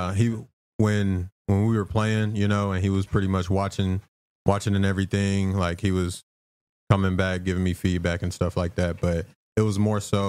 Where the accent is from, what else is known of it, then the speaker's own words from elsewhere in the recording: Arkansas, United States; moved away; back where I'm from, I'm from Arkansas